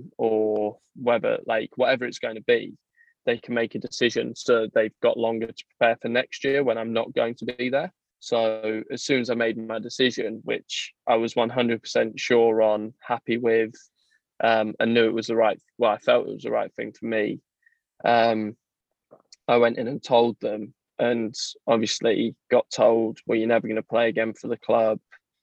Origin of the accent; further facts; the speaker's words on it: South East England, United Kingdom; born there; I was born in Kent.